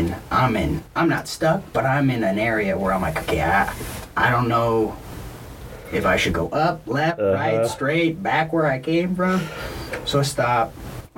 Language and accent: English; Lincoln, Montana, United States; Growing up in Lincoln, Montana, you had a snowmobile